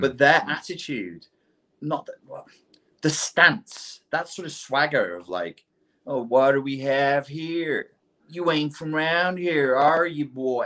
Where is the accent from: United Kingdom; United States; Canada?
United Kingdom; England; as an Englishman